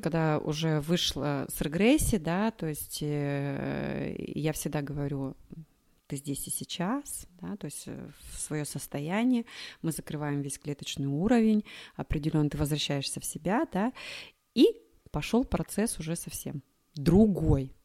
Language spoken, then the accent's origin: Russian; Krasnoyarsk, Krasnoyarsk Krai, Russia; moved away as an adult; now in Moscow, Russia; я сама из Красноярска